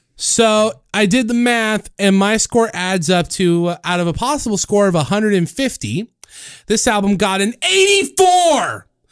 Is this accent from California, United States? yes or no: yes; Los Osos, California, United States; here in my hometown